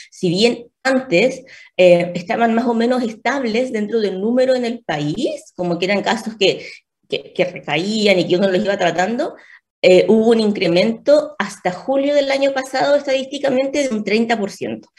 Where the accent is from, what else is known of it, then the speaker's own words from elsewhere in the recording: Punta Arenas, Magallanes, Chile; moved away as an adult; now in Santiago, Chile; soy médico nutrióloga, diabetóloga también, soy, de, soy magallánica, soy de Punta